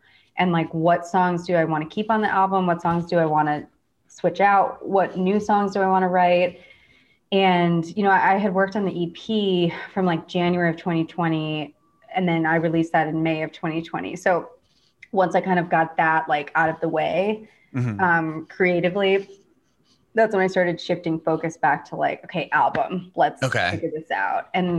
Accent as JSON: {"language": "English", "region": "Midwest", "country": "United States", "tie": "born or raised there", "said": "kind of growing up in the Midwest, like I definitely had like a people pleasing part of myself"}